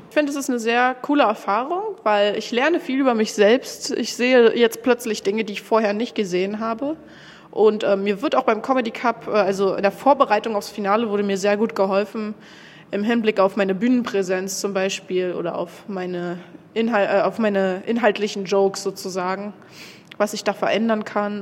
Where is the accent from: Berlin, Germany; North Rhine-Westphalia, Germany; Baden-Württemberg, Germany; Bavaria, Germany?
Berlin, Germany; komme aus Berlin